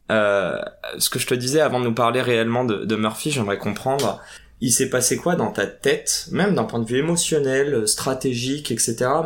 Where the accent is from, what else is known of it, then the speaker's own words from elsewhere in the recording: Paris, Île-de-France, France; moi, j'ai grandi à Paris